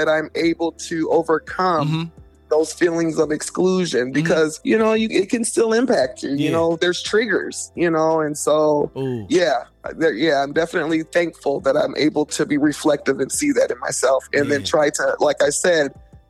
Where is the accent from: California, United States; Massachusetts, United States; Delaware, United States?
Delaware, United States; born there; also born or lived in Texas / Germany / Virginia; I was born on the East Coast in Delaware, lived there for about 2 years of my life, then moved to Texas for a year, then moved to Germany for 3 years, then back to Texas, then Virginia